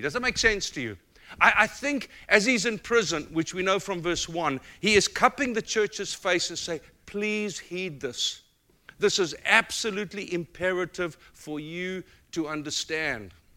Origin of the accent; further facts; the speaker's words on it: South Africa; accent: South African; moved away as an adult; now in United States; my South African accent